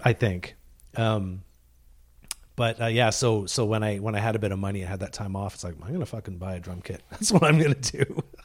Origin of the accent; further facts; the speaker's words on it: Deep River, Ontario, Canada; now in British Columbia, Canada; I grew up in Deep River, Ontario